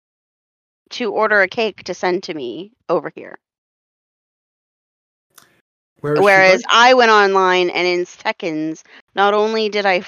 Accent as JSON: {"language": "English", "region": "Florida", "country": "United States", "accent": "slightly Southern", "moved": "yes", "said": "I'm originally from Florida, so that's still slightly Southern"}